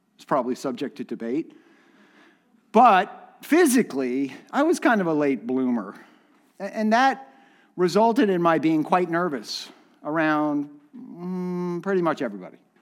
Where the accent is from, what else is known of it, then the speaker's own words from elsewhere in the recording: Miami, Florida, United States; I grew up in Miami